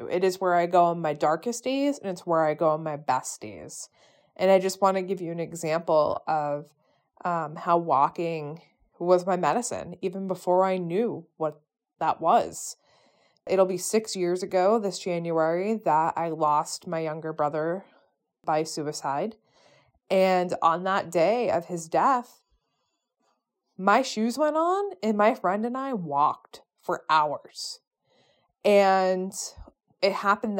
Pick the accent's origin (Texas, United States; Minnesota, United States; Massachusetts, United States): Massachusetts, United States; I'm from Massachusetts